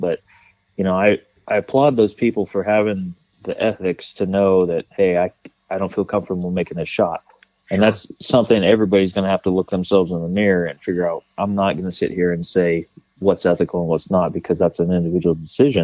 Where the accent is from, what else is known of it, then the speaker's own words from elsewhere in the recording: California, United States; I growing up in California, I was a bow hunter